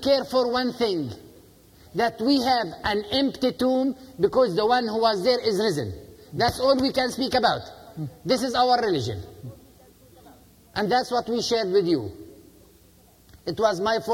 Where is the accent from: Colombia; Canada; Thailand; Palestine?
Palestine; first language Arabic; English is a second language; I was born to an Arab-Palestinian family. I am a Palestinian